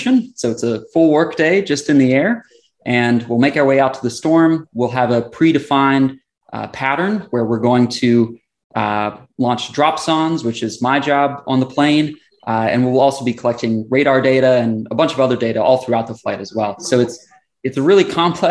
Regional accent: Southern West Virginia, United States; moved away as an adult; now in Florida, United States; So I grew up in Southern West Virginia, mountains

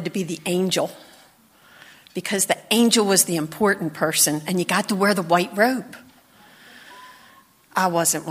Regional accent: Baltimore, Maryland, United States; growing up in Hampden, Christmas time. When I was little, I went to St. Luke's Church at 36 and Chestnut.

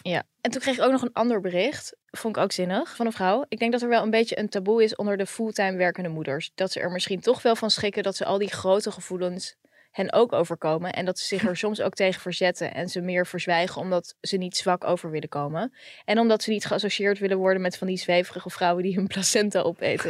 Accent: The Hague, South Holland, Netherlands; also born or lived in Israel; Ik kom natuurlijk ook uit Den Haag

